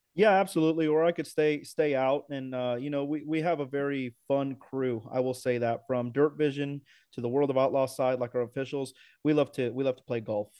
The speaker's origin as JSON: {"language": "English", "region": "New Mexico", "country": "United States", "tie": "born or raised there", "also_born_or_lived": "El Paso, Texas", "said": "I'm from New Mexico. I was born in Texas, El Paso, but grew up in New Mexico."}